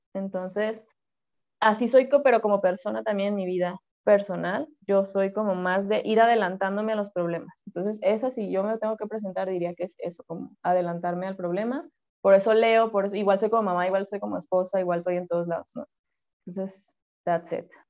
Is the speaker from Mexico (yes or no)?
yes; Culiacán, Sinaloa, Mexico; accent: norteño; soy de Culiacán, eso va a explicar muchas cosas de las que pasarán hoy de cómo hablo